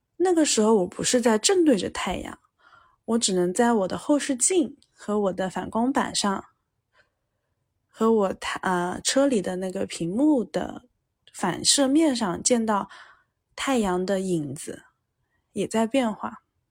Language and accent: Chinese; Jiangsu-Zhejiang area, China; 我出生在江浙地区嘛，然后我们这儿都是商人性格